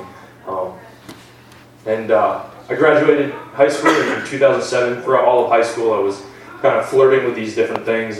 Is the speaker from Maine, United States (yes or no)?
yes; Lisbon, Maine, United States; also born or lived in Lewiston, Maine; I grew up in Lewiston until I was about 5 years old, I believe, was when we moved out to Lisbon, just the next town over. And that's where I spent most of my life.